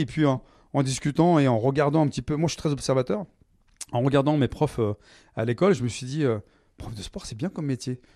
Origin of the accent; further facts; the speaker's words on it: Creil, Hauts-de-France, France; also born or lived in Nogent-sur-Oise; j'ai grandi dans l'Oise, je suis né à Creil